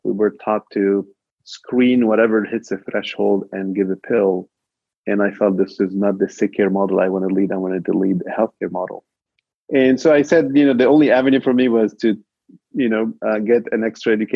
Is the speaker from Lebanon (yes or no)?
yes; Lebanon; I was actually born in Lebanon during the war over there. And for those of you know, it was a little bit of war that divided the country. And you know, minority Christian, and it was always difficult growing up in that region